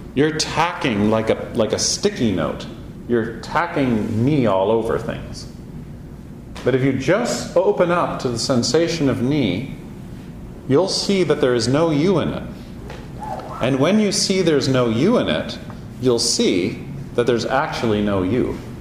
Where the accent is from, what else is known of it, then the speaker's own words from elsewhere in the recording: Canada; we're Canadian